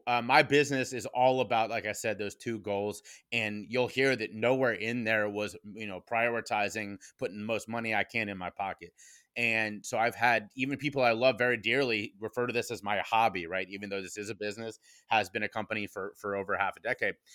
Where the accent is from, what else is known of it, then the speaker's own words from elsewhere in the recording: Cincinnati, Ohio, United States; my hometown of Cincinnati, Ohio